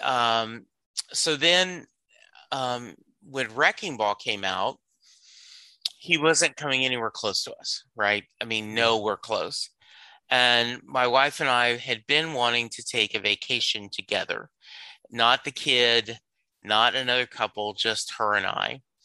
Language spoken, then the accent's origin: English; Louisiana, United States; I grew up in Louisiana.